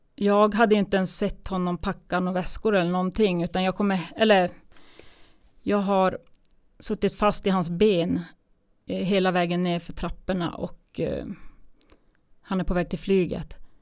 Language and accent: Swedish; Kiruna, Norrbotten County, Sweden; born or raised there; moved away as an adult; also born or lived in Gällivare / Tunisia / Umeå / Småland